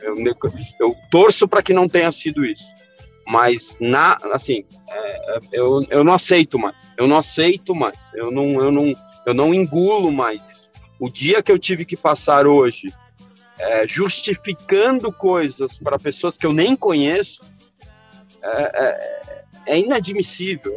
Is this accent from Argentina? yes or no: yes; Argentina; now in Brazil; eu como argentino que moro num país estrangeiro